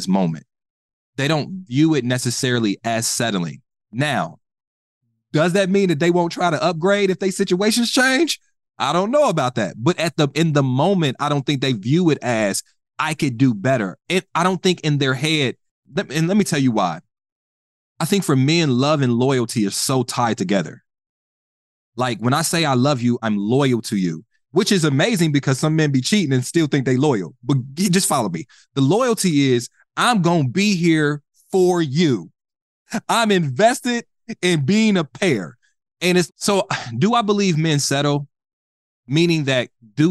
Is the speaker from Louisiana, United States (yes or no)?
no; Dayton, Ohio, United States; my small town. I'm from Dayton, Ohio